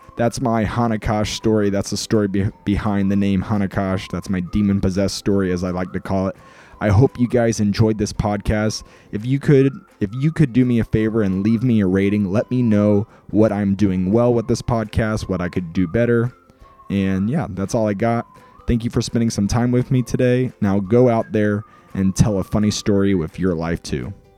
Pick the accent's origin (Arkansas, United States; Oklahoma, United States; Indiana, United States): Oklahoma, United States; Mustang; moved away; also born or lived in Illinois; I grew up in a town called Mustang, Oklahoma.